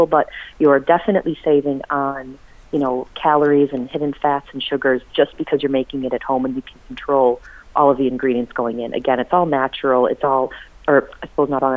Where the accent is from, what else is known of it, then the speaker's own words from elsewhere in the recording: United States; now in Ireland; being American